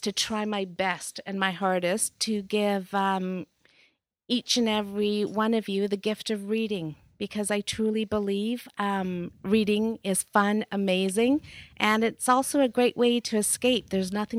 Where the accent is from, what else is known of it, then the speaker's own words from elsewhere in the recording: Nairobi, Kenya; now in Abbotsford, Canada; I was born in Africa, in Nairobi, a city in East Africa, Kenya.